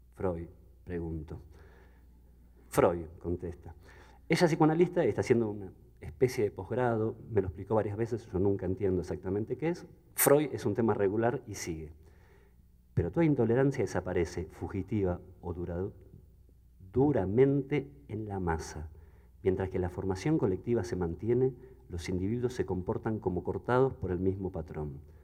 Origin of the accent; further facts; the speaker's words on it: Buenos Aires, Argentina; Soy hijo de la Escuela Pública Argentina